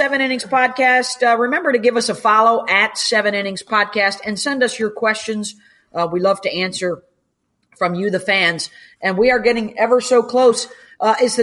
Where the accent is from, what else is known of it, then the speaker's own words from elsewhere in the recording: Syracuse, New York, United States; growing up in Syracuse, New York